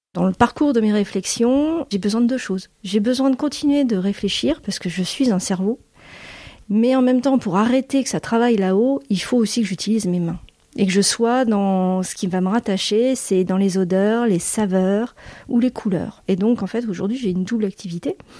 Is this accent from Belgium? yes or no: no; Boulogne-sur-Mer, Hauts-de-France, France; moved away as an adult; also born or lived in United States; je suis originaire de la région des Hauts-de-France et de Boulogne-sur-Mer où mes parents sont installés quand mon père a ouvert son cabinet médical